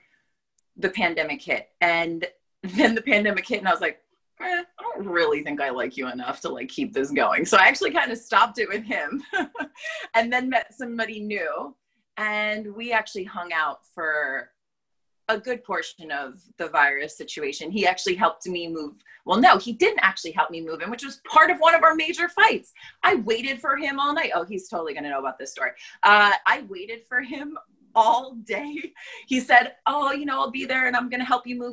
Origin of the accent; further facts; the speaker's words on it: New York, United States; moved away as an adult; now in Los Angeles, United States; I'm from New York, basically. And then I came out here right before coronavirus for a job interview